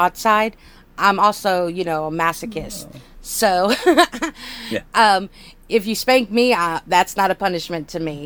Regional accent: United States; I'm an American

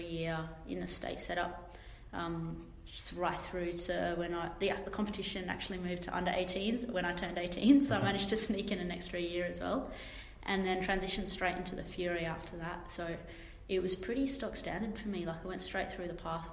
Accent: Australia; also born or lived in Zimbabwe; I was born in Zimbabwe and my family is of Indian origin, so cricket, you could say, is in our blood. Always used to run around in the backyard playing with my younger brother or my dad. Moved to Australia when I was 8 years old

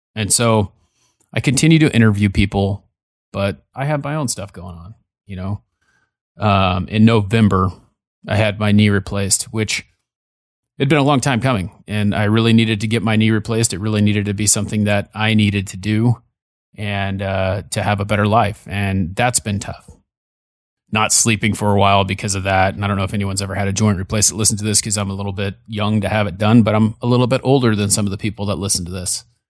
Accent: California, United States; when I was born in California, we lived down the street from them, from my grandparents

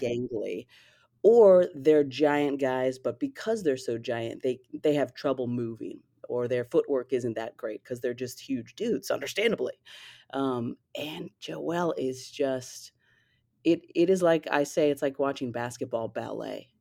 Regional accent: Fresno, California, United States; moved away as an adult; also born or lived in Berkeley, California / Oakland, California; now in Philadelphia, United States; I was born and raised in the Central Valley of California, Fresno, Clovis

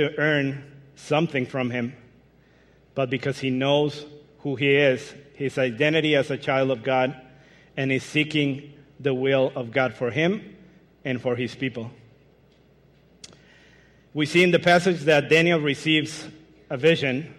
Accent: Mexico; English is a second language; moved away as an adult; now in Michigan, United States; I'm originally from Mexico, but moved to Michigan 5 years ago.

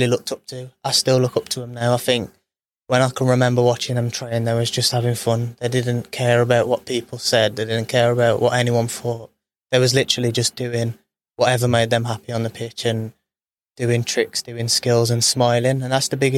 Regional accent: Birmingham, West Midlands, United Kingdom; knew I was from Birmingham

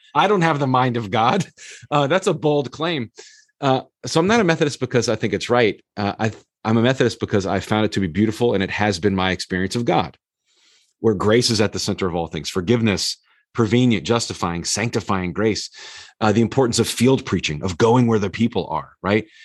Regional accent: the South, United States; growing up in the South

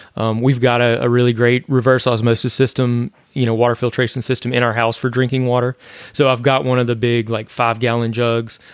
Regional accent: northern Louisiana, United States; now in Florida, United States; I grew up in Louisiana where we get hit by hurricanes there too. I was in the north part of Louisiana

